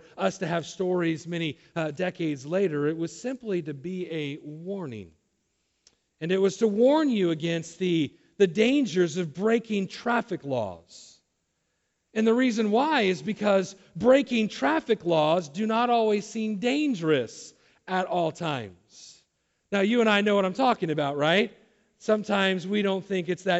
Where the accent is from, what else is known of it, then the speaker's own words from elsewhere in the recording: Southern California, United States; I was raised down in Southern California.